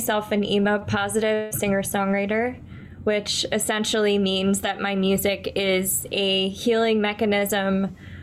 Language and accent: English; Orlando, Florida, United States; moved away as an adult; also born or lived in Tallahassee, Florida / Brooklyn, New York City; now in New York City, United States; I'm originally from Orlando, Florida